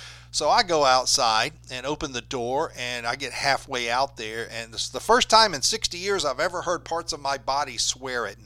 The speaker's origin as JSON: {"language": "English", "region": "Alabama", "country": "United States", "tie": "born or raised there", "said": "growing up in Alabama"}